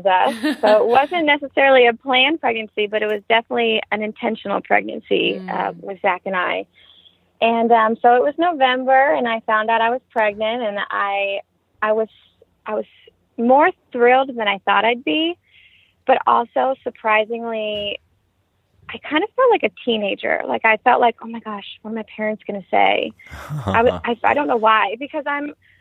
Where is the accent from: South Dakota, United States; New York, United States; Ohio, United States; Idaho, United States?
Ohio, United States; moved away as an adult; we're all heading back to Ohio, where we're from